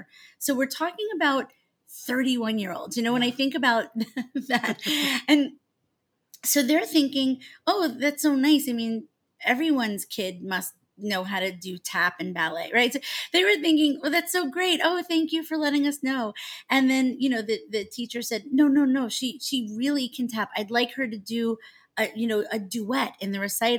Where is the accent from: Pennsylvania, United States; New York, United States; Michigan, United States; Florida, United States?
New York, United States; Long Island; So I grew up on Long Island in New York